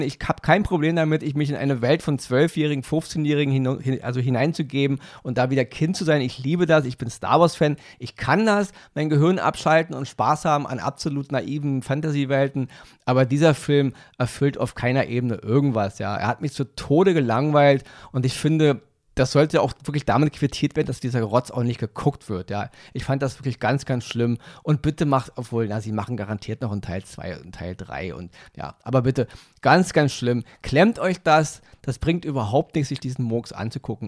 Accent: Berlin, Germany; bei uns in Berlin

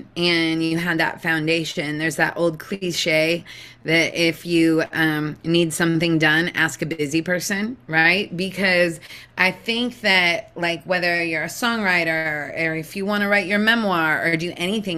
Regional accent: West Coast, United States; I grew up on the West Coast

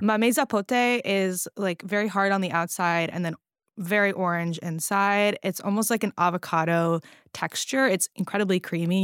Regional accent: California, United States; I'm from California

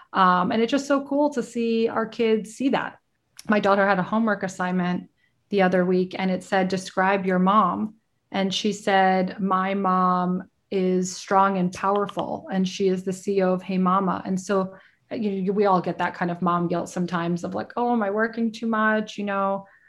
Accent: Brooklyn, New York, United States; also born or lived in Queens; having grown up in the city, I grew up in Brooklyn and in Queens and went to massive high schools and colleges.

